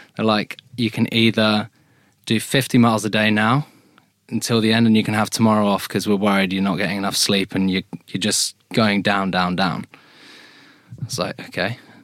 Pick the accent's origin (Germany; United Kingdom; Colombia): United Kingdom; Hampton, England; born or raised there